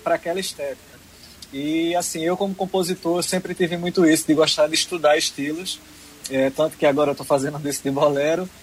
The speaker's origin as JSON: {"language": "Portuguese", "town": "Arcoverde", "region": "Pernambuco", "country": "Brazil", "tie": "born or raised there", "also_born_or_lived": "Olinda", "moved": "yes", "lives_now": "Recife, Brazil", "said": "nasci em Arco Verde, na terra de Leirinha"}